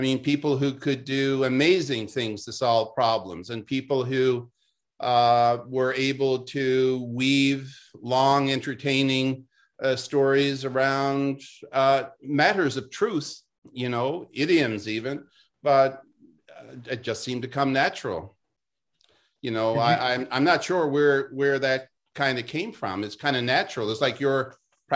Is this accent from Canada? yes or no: yes; Renews, Newfoundland and Labrador, Canada; I was born in Newfoundland in a fishing village called Renews